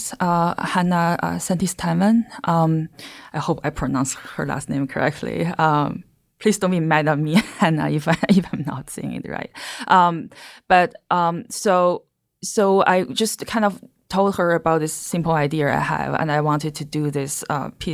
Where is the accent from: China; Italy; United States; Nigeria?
China; English is a second language; moved away; I'm from China